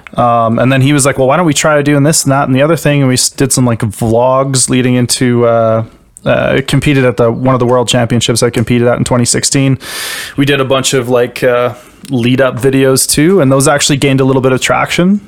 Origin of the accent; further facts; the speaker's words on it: Canada; I'm a Canadian powerlifter